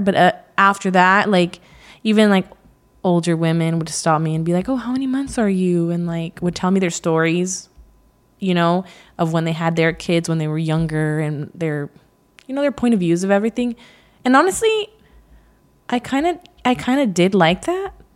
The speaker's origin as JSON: {"language": "English", "area": "Central Valley", "region": "California", "country": "United States", "tie": "born or raised there", "said": "I was raised in the Central Valley in California."}